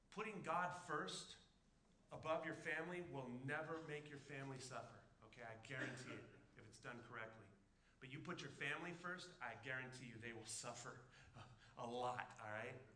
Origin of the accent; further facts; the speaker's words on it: Southern California, United States; now in Alaska, United States; I grew up in Southern California